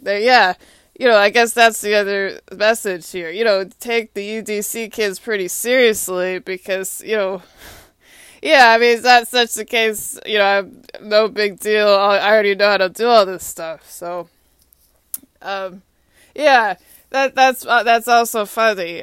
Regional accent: Austin, Texas, United States; moved away as an adult; also born or lived in Atlanta, United States; now in Washington, D.C., United States; Austin is my hometown

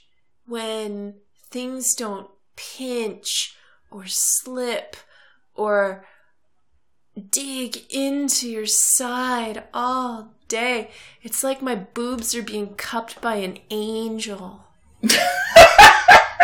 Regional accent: United States; accent: very American; my very American accent

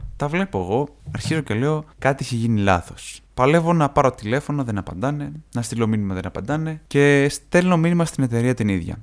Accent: Greece; εγώ είμαι από την Ελλάδα

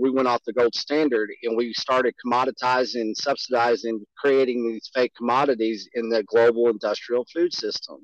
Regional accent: Canyon, Texas, United States; I went up to the county square in which I grew up, when it was Canyon, Texas.

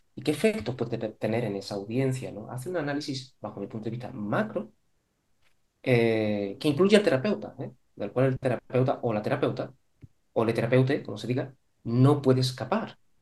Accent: Córdoba, Andalusia, Spain; moved away as an adult; also born or lived in Málaga; yo soy de Córdoba

